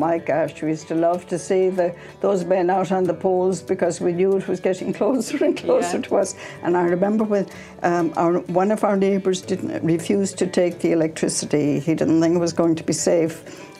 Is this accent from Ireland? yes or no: yes; County Roscommon, Connacht, Ireland; moved away as an adult; now in San Antonio, United States; I was born in Cullia, Valdeslow, County Roscommon.